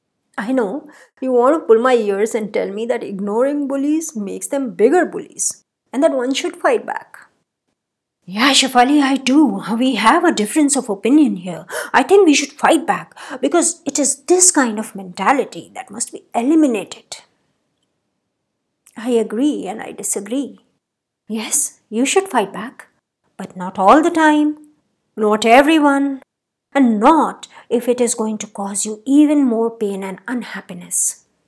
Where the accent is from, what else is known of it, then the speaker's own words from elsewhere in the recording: Rajasthan, India; I did a couple of years of growing up in Rajasthan, where the nose is a very important accoutrement in a woman's beauty paraphernalia.